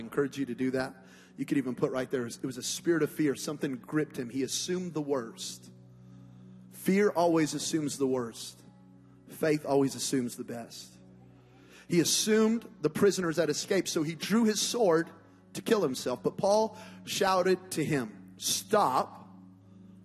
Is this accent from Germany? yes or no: no; Las Vegas, Nevada, United States; I'm from Las Vegas, Nevada, and it's the desert